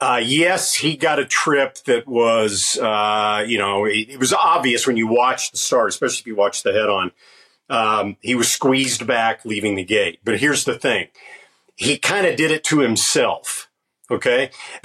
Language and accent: English; Arkansas, United States; moved away; I can say, hey, y'all, and it's natural because I'm from Arkansas.